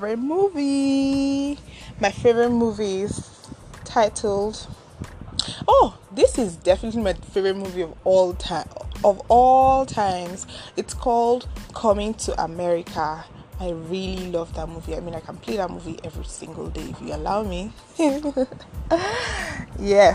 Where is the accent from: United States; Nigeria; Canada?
Nigeria; Ogori/Magongo, Kogi; now in Abuja, Nigeria; I come from Ogori Magongo, a local government in Akpafa, Kogi State, Nigeria.